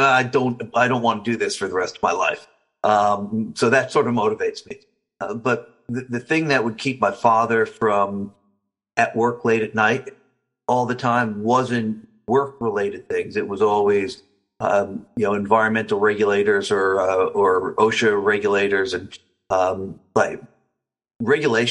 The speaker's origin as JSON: {"language": "English", "region": "New Jersey", "country": "United States", "tie": "born or raised there", "said": "I grew up in New Jersey"}